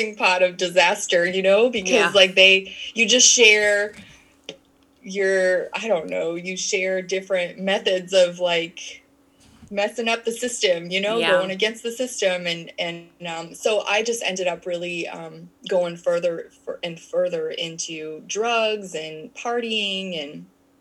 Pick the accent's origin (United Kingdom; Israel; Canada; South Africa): Canada; moved away; also born or lived in United States; I'm Canadian. So my mom had sent me back to Canada, because she was living in the United States